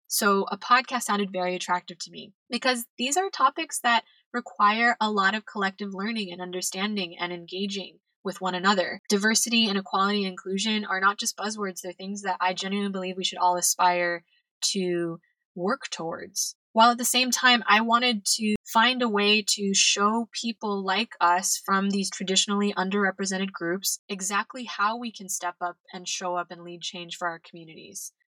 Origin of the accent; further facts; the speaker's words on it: California, United States; moved away as an adult; now in Madrid, Spain; I'm originally from California